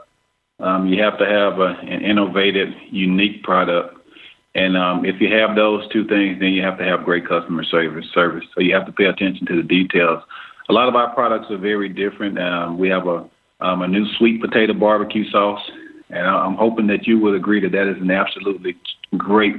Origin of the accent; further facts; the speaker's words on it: Aberdeen, Mississippi, United States; my hometown of Aberdeen, Mississippi